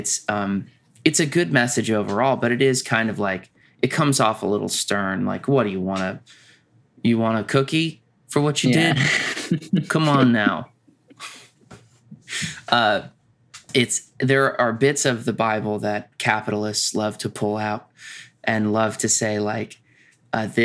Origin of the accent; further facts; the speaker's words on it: United States; being American